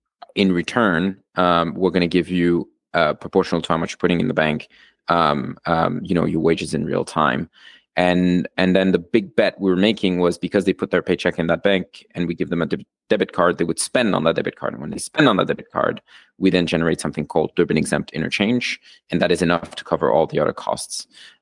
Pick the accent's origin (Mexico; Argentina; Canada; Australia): Argentina; moved away as an adult; also born or lived in Switzerland; now in United States; So I'm originally from Argentina and Switzerland, which basically means the way I got myself into the US was through college. So I came as a student.